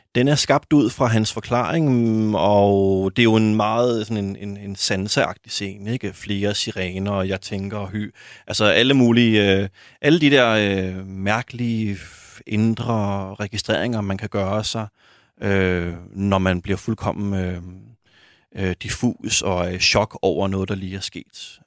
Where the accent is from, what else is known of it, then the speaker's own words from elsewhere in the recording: Copenhagen, Capital Region of Denmark, Denmark; boede øh, også i urbanplanen på Amager, hvor jeg voksede op.